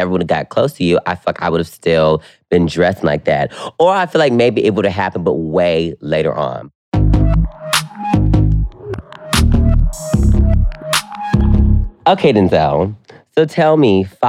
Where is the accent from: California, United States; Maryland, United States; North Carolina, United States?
North Carolina, United States; I'm from North Carolina